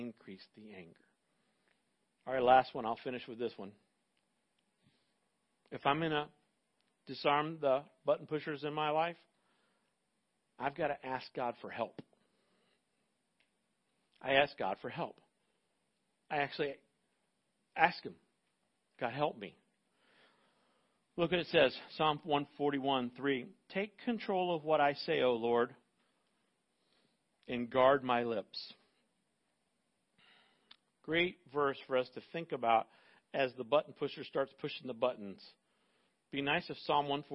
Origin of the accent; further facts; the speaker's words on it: Central Florida, United States; I grew up in Central Florida